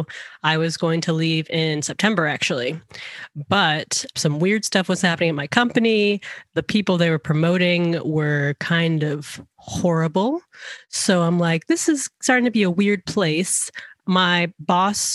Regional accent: Georgia, United States; moved away as an adult; also born or lived in Seattle; we were going to move to Georgia because that's my home state

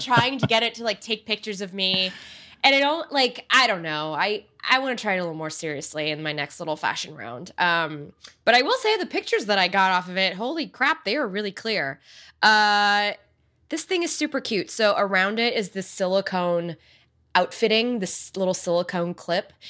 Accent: United States; I'm American born

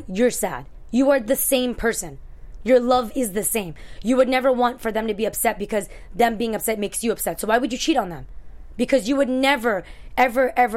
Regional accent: New York, United States; So I was born in New York, but my parents are from Afghanistan.

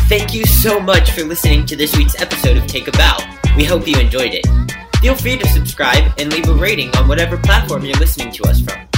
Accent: West Virginia, United States; now in New York, United States; I'm back in West Virginia s, right now

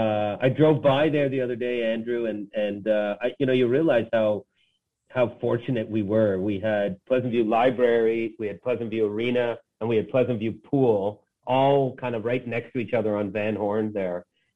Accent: Toronto, Ontario, Canada; I was born in Toronto. I was born just down the street from where I'm sitting right now at Mount Sinai Hospital.

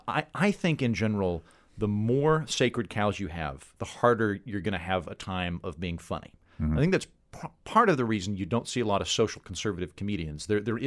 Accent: Oklahoma, United States; I grew up in Oklahoma in the 80s, which is basically like the 50s for anyone else.

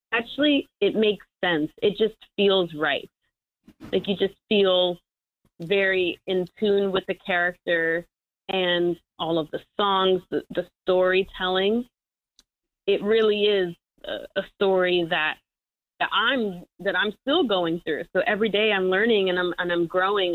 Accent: New York City, New York, United States; also born or lived in Michigan; I'm already from New York City.

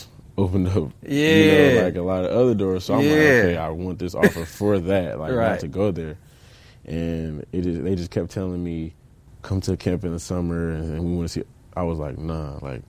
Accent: Englewood, Ohio, United States; moved away as an adult; now in Ann Arbor, United States; I grew up in Inglewood

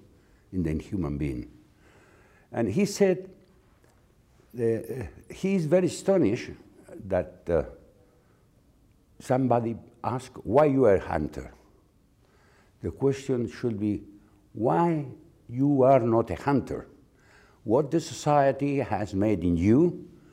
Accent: near Madrid, Community of Madrid, Spain; We were living in outside a small city near Madrid called La Colonia del Viso

